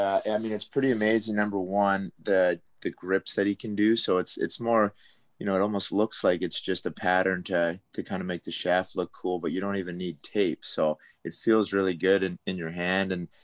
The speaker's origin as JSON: {"language": "English", "town": "Coquitlam", "region": "British Columbia", "country": "Canada", "tie": "born or raised there", "said": "And growing up in Coquitlam, we had a pretty awesome wood tech kind of facility in our high school."}